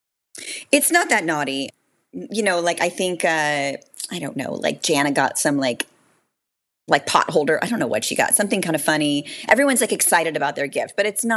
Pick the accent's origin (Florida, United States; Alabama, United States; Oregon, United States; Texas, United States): Florida, United States; also born or lived in New York; I was born in New York and then moved to Florida